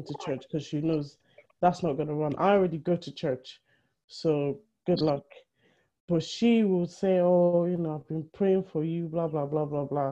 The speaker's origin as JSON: {"language": "English", "town": "Benin City", "region": "Edo", "country": "Nigeria", "said": "we're Benin. We are from Benin in Nigeria"}